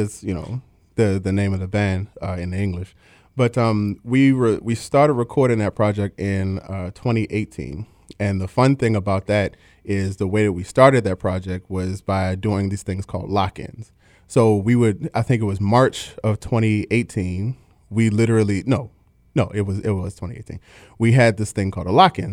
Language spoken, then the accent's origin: English; Baltimore, Maryland, United States; I'm from Baltimore, Maryland, if you can't tell from the accent